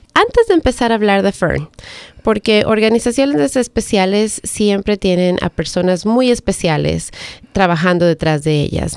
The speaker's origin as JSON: {"language": "Spanish", "country": "Ecuador", "moved": "yes", "lives_now": "Howard County, United States", "said": "yo soy de Ecuador"}